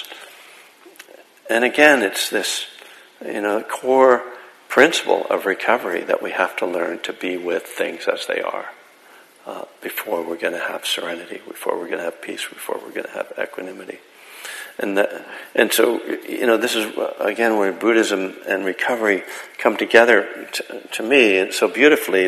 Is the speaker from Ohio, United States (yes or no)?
no; Bethlehem, Pennsylvania, United States; Bethlehem, Pennsylvania, my hometown